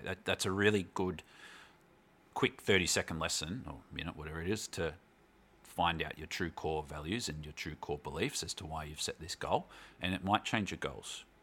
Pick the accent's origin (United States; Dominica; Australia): Australia; Melbourne, Victoria; moved away as an adult; also born or lived in Glasgow / Canberra; wasn't born in Melbourne, but, um, spent most of my life growing up in Melbourne.